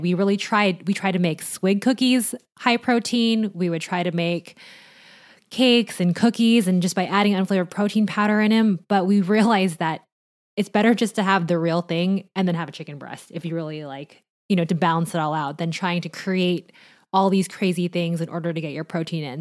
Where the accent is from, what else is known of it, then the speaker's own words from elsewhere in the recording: Orange County, California, United States; I grew up in Orange County